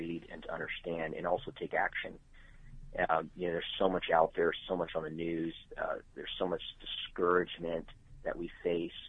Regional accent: Tucson, Arizona, United States; moved away as an adult; now in Charlotte, United States; I was born in Tucson, Arizona, so started ministry there through Calvary Chapels

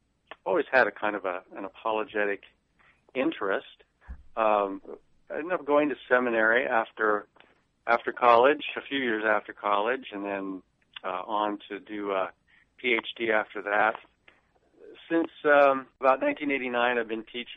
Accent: Nebraska, United States; I grew up in Nebraska

